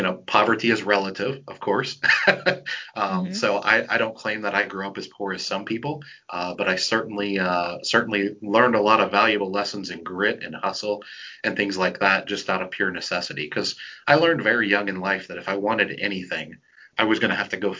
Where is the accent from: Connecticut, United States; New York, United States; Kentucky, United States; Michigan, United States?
Michigan, United States; Flint; I grew up in Flint, Michigan, which is a pretty rough area in the United States.